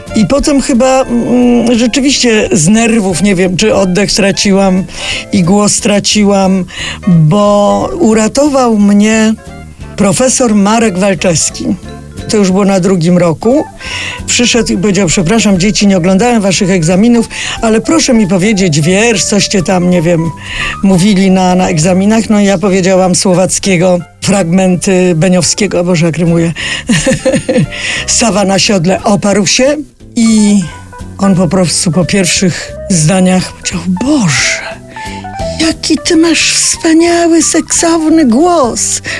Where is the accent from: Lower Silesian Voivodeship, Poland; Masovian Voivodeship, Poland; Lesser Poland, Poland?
Lower Silesian Voivodeship, Poland; Wrocław; moved away as an adult; also born or lived in Kraków; jestem z Wrocławia